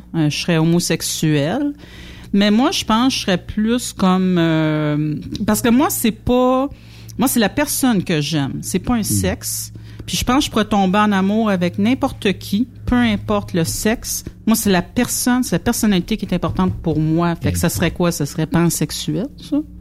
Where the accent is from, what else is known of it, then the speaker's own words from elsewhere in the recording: Quebec, Canada; on vient du Québec puis on parle français, c'est pour ça qu'on a un drôle d'accent.